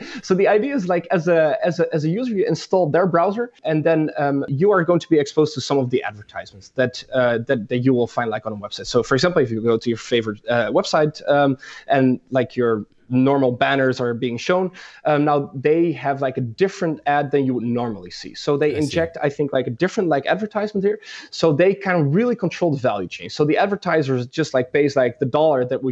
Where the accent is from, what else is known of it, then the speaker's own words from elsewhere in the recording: Groningen, Netherlands; I've been born and raised in the Netherlands in the beautiful city of Groningen